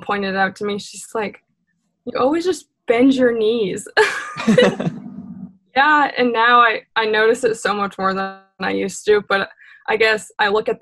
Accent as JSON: {"language": "English", "region": "Maine", "country": "United States", "tie": "born or raised there", "said": "growing up in Maine"}